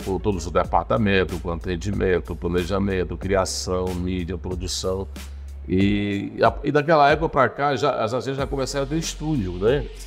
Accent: Joaquim Pires, Piauí, Brazil; now in Teresina, Brazil; Eu nasci no norte do estado, em Joaquim Pires, Piauí.

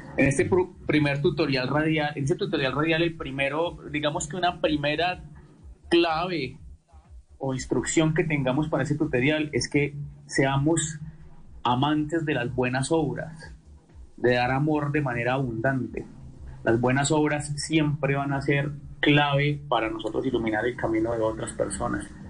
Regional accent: Quindío, Colombia; also born or lived in Quimbaya, Quindío; yo soy quindiano

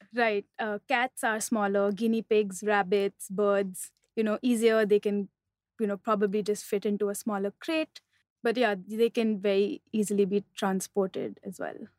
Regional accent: Mumbai, Maharashtra, India; also born or lived in Delhi; I'm from Bombay.

